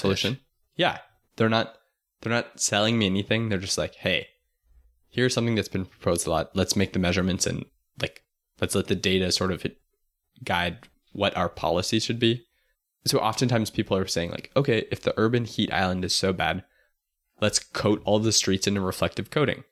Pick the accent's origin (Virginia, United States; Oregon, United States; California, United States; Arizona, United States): Arizona, United States; Tucson; I'm from Tucson